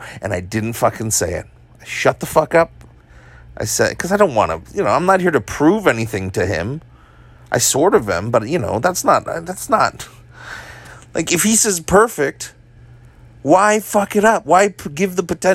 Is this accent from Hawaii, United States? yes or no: yes; Hawaii, United States; I'm Asian, I'm from Hawaii, like Asian Hawaiian